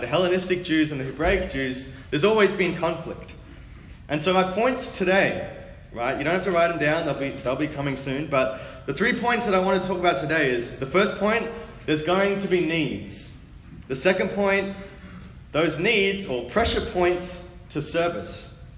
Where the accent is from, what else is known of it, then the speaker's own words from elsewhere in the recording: Australia; moved away; also born or lived in Sydney, Australia / Melbourne, Australia; I was born in Sydney, Australia, which is there on the southeast kind of coast.